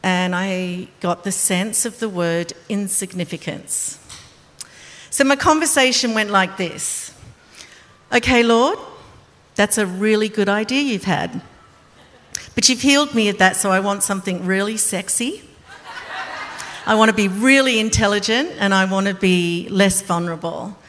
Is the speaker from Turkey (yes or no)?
no; Australia; I'm Australian.